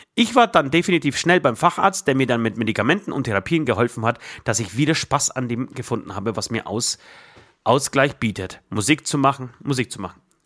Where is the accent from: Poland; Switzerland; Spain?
Poland; German is a second language; moved away; ich aus Polen komme.